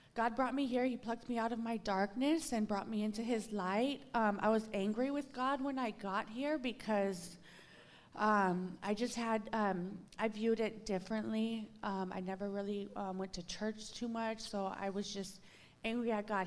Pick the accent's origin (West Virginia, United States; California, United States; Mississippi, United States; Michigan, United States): California, United States; Los Angeles; I'm from Los Angeles, California.